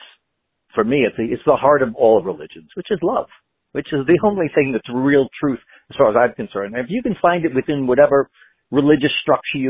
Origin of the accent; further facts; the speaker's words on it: New York, United States; moved away; also born or lived in Los Angeles; I grew up in New York